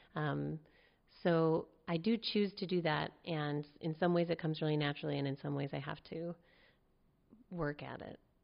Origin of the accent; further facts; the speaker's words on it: Palo Alto, California, United States; also born or lived in New York / North Berkeley; now in Berkeley, United States; I grew up in Palo Alto, and right now I live in North Berkeley